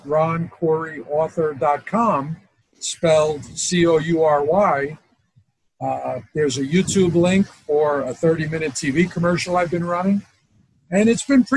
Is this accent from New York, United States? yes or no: yes; New York City, New York, United States; moved away as an adult; also born or lived in Barstow, California; now in Las Vegas, United States; I was from Brooklyn.